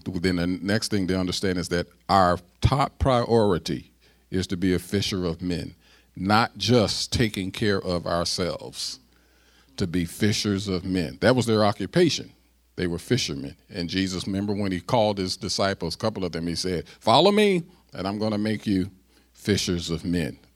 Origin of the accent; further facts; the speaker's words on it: United States; I'm an American and I'm black and I'm an American